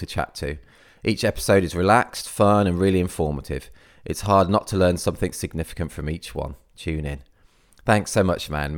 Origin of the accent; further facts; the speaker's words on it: Midlands, United Kingdom; now in Cornwall, United Kingdom; I was actually originally from the Midlands, so I'm not actually Cornish or anything.